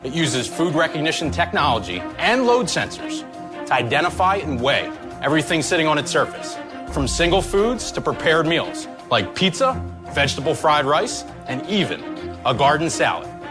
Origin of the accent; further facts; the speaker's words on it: Philadelphia, Pennsylvania, United States; I'm from Philadelphia, PA